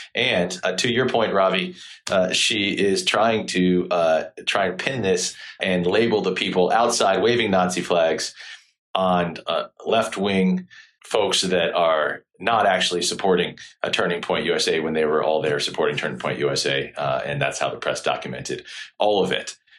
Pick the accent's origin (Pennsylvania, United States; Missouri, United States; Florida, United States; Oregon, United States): Florida, United States; St. Petersburg; my hometown of Saint Petersburg and the Tampa Bay area here in, Florida